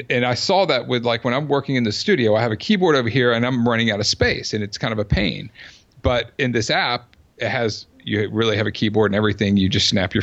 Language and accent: English; Georgia, United States; also born or lived in Southern California / Sarasota, Florida; now in Silicon Valley, United States; I'm from Georgia